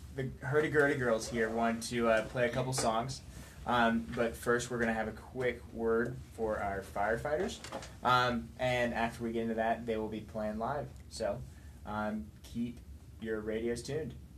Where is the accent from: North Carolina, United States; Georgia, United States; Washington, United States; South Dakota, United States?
North Carolina, United States; High Point; also born or lived in South Central Tennessee; I'm from High Point.